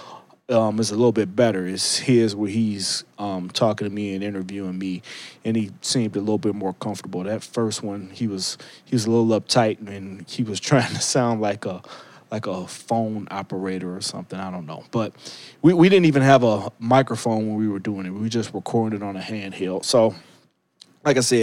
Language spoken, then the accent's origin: English; Cleveland, Ohio, United States; moved away; I am in the beautiful city, my hometown, Cleveland, Ohio